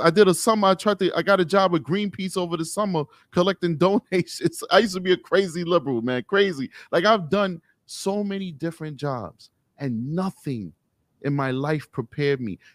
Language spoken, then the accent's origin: English; New York City, New York, United States; Growing up in Harlem, 'cause I'm from New York City, when I grew up in Harlem